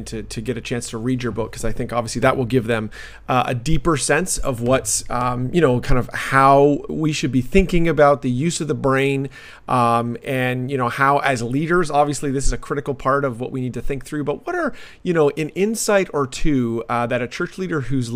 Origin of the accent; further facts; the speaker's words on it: Canada; also born or lived in London, Ontario; now in United States; I'm a Canadian who's serving in America